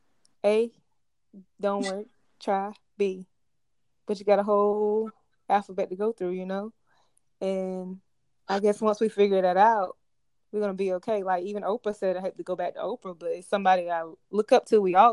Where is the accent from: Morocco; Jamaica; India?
Jamaica; But I'm basically I'm Jamaican, as you know, Wangwan.